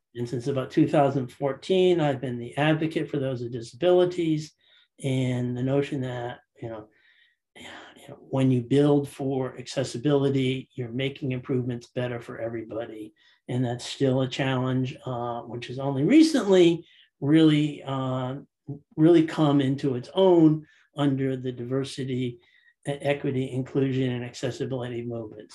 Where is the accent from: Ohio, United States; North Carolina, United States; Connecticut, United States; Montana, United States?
Connecticut, United States; Guilford; I'm from uh, Guilford, Connecticut, one of the shoreline towns east of New Haven. I grew up in Connecticut